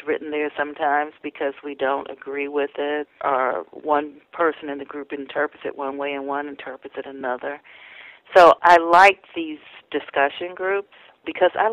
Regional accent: Indianapolis, Indiana, United States; my narrow community that I grew up in Indianapolis

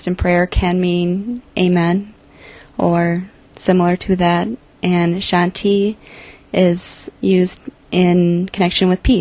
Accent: Eau Claire, Wisconsin, United States; I've lived in Eau Claire since I was 3 years old

